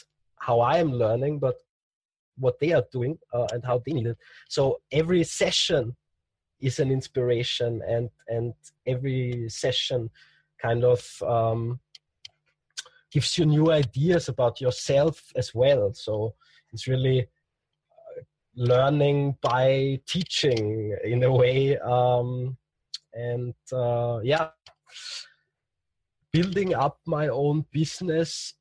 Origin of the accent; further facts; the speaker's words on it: Austria; in Austria, in my hometown